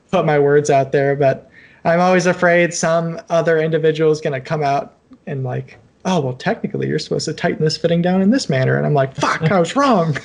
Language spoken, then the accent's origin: English; Cleveland, Ohio, United States; moved away as an adult; now in Cincinnati, United States; I'm in Cincinnati. I grew up in Cleveland.